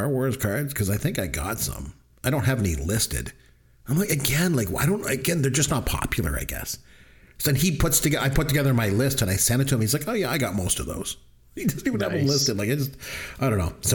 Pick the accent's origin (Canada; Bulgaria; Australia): Canada; I'm Canadian